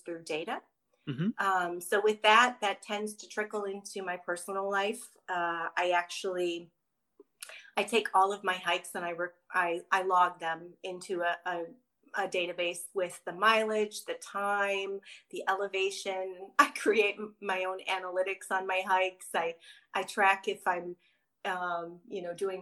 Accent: Chicago, Illinois, United States; moved away as an adult; now in San Diego, United States; I'm a Midwest girl. So Chicago originally until I graduated college. And then I moved to San Diego on a whim

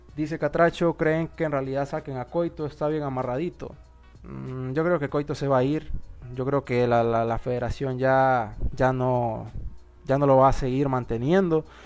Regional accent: Honduras; que somos hondureños

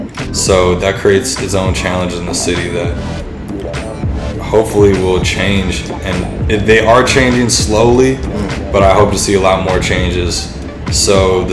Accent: Milwaukee, Wisconsin, United States; also born or lived in Tønsberg, Norway; I'm from Milwaukee, Wisconsin. Okay. And that's where I grew up most of the year.

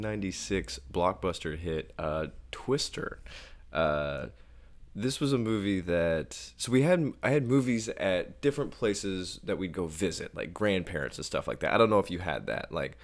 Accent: Midwest, United States; because we grew up in the Midwest where tornadoes happen a lot

